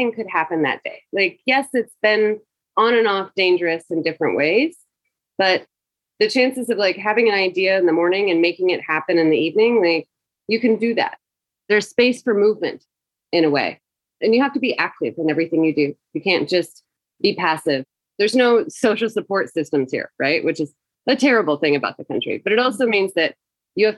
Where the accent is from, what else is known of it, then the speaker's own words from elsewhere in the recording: Tennessee, United States; moved away as an adult; now in Kabul, Afghanistan; I'm from Tennessee